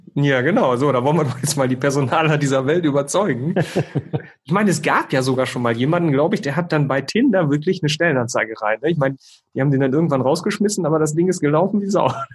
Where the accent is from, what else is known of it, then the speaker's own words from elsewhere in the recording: North Rhine-Westphalia, Germany; Ich komme ja aus Ostwestfalen, ne? bin humorvoller Ostwestfale